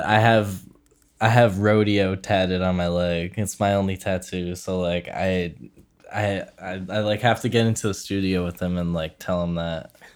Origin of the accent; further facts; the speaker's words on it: Philadelphia, Pennsylvania, United States; we're both from Philly